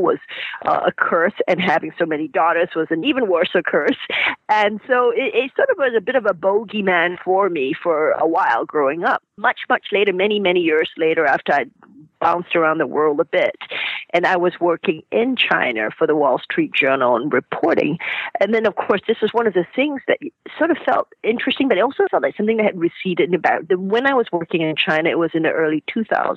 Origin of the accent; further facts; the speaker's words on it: Malaysia; moved away; I grew up in Malaysia, and I was kind of the 5th daughter in a Chinese family